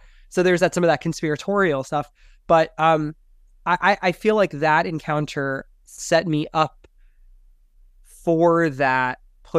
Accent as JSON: {"language": "English", "town": "Salt Lake City", "region": "Utah", "country": "United States", "tie": "born or raised there", "also_born_or_lived": "Miami", "said": "growing up in Salt Lake City, there is the Founders Day parade. Growing up in Miami, we didn't have parades."}